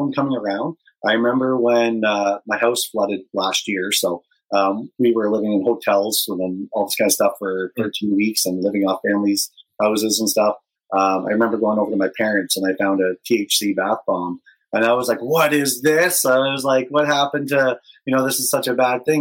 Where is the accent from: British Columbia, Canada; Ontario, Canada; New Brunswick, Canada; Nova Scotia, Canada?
Ontario, Canada; London; growing up in London